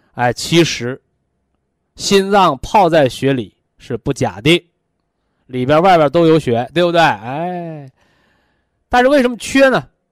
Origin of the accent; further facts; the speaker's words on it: China; 我们中国人